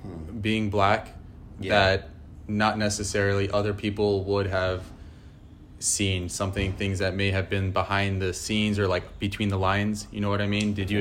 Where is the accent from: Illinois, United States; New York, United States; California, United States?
New York, United States; New York City; growing up in New York City, I feel like it would be a different scenario if you grew up in, like, Nebraska or something like that.